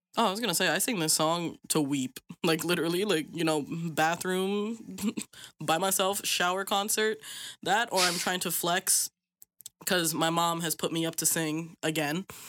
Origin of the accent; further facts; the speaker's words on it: Philippines; I'm Filipino